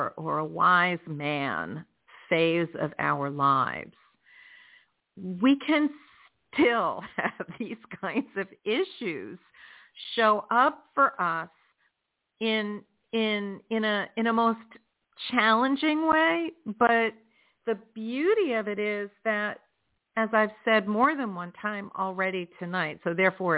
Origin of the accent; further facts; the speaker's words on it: New Jersey, United States; now in South Florida, United States; My home state is New Jersey. You know, where we are born is always going to be our home state. But where I live is South Florida